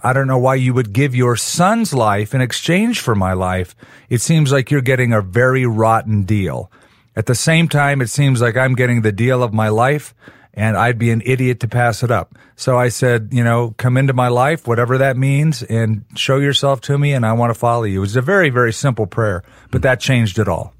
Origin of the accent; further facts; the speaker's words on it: Southern California, United States; now in Albuquerque, United States; I was raised in Southern California